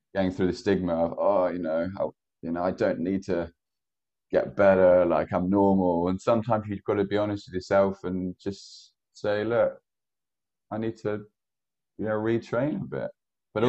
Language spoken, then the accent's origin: English; Ballymena, Northern Ireland, United Kingdom; moved away; I grew up in Northern Ireland.